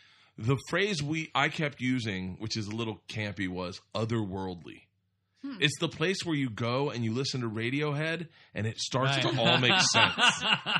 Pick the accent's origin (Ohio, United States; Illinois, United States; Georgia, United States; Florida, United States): Florida, United States; I grew up in Florida.